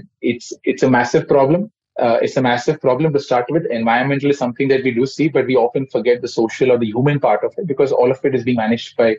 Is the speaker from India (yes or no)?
yes; Mumbai, Maharashtra, India; I come from Mumbai, and I'm born and brought up over here.